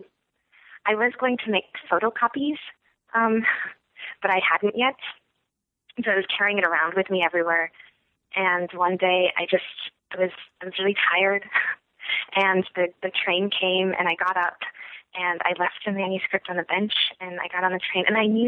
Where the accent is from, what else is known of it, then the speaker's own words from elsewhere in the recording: Michigan, United States; also born or lived in Evanston, United States / New York, United States / New Jersey, United States; so I was born in Evanston, where my dad was a graduate student at Northwestern, and then we moved to upstate New York, and then we moved to New Jersey, and then we moved to Michigan.